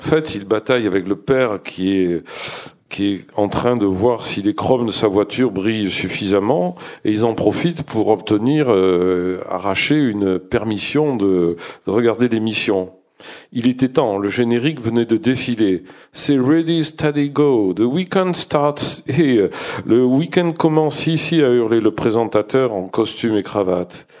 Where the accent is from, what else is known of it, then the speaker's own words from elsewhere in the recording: Bordeaux, Nouvelle-Aquitaine, France; je suis bordelais